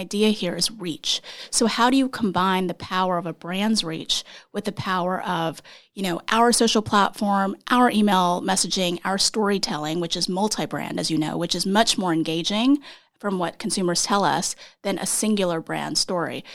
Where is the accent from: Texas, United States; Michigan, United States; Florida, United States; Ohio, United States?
Texas, United States; moved away as an adult; also born or lived in Iowa, United States; now in New York, United States; I, uh, am from Texas, but my parents are South Korean, and I was born in Iowa